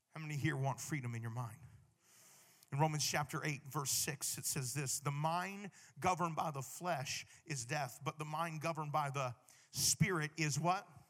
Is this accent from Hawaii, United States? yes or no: yes; Hawaii, United States; I'm from Hawaii